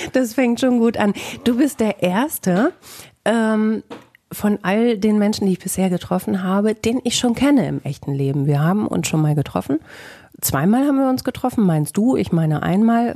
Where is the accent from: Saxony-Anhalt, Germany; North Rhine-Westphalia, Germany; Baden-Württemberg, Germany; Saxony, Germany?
North Rhine-Westphalia, Germany; Bielefeld